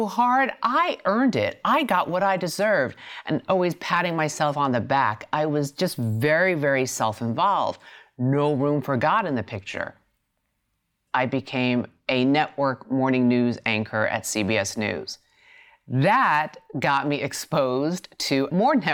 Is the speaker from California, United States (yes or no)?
no; New York City, New York, United States; I grew up in Queens, New York, the youngest of three girls.